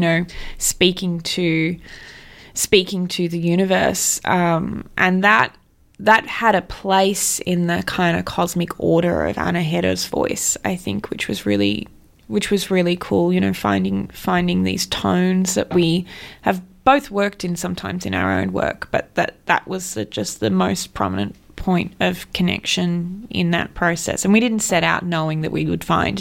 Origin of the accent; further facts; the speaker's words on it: the Hawkesbury, New South Wales, Australia; I was born and raised in the Hawkesbury